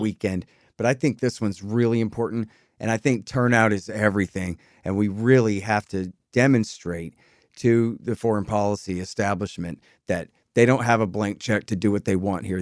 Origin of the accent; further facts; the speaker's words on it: Austin, Texas, United States; I'm from Austin my whole life long